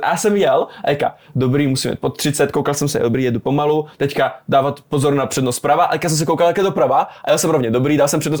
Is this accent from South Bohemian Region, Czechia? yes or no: no; Brno, South Moravian Region, Czechia; ofiko v Brně, narodil jsem se v Brně a pořád jsem v Brně